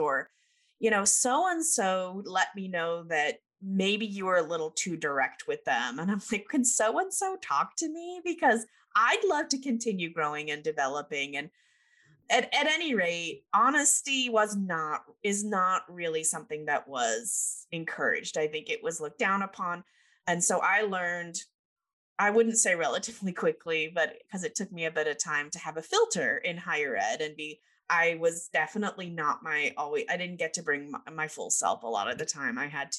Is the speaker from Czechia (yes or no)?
no; United Kingdom; is being raised British. I know you can't tell because I don't have my accent.